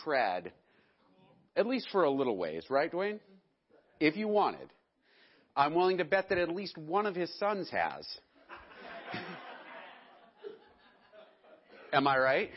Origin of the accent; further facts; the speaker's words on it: United States; I'm an American